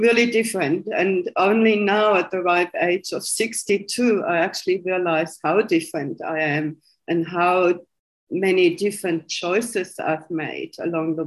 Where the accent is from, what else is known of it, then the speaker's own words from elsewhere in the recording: Germany; English is a second language; moved away as an adult; now in Australia; You might know by my accent, originally I was born in Germany, West Germany